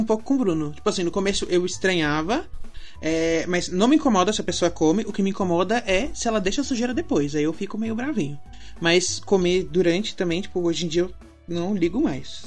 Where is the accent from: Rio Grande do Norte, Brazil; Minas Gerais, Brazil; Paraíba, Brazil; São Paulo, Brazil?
São Paulo, Brazil; ABC; eu moro longe, eu sou do ABC.